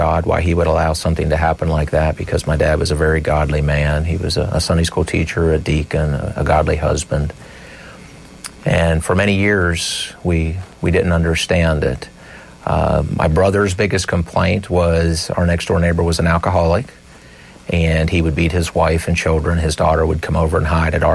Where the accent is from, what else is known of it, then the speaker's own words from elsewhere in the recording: Meyersdale, Pennsylvania, United States; a small community near where we grew up in Myersdale